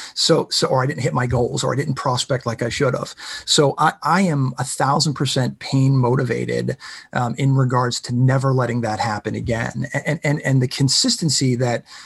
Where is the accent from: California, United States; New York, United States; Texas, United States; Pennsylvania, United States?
Pennsylvania, United States; Pittsburgh; I'm from Pittsburgh